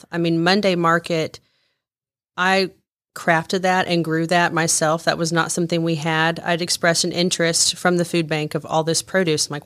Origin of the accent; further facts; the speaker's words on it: Joplin, Missouri, United States; in Joplin, Missouri